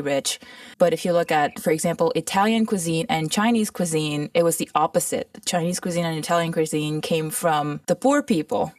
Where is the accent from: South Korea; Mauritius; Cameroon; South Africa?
Mauritius; also born or lived in Toronto / California; now in United States; I grew up in Mauritius, which is a tiny tropical island